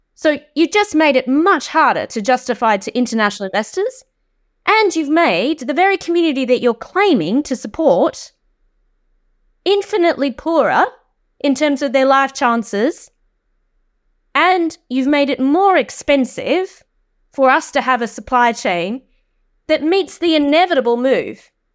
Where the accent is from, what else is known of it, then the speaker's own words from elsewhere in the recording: Australia; accent: Australian; moved away as an adult; now in United Kingdom; I'm Australian, uh, but I have lived in this country for seventeen years